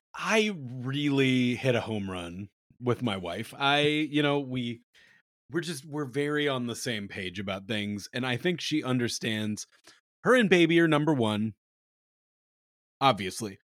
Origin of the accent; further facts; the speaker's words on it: Midwest, United States; somebody who grew up in the Midwest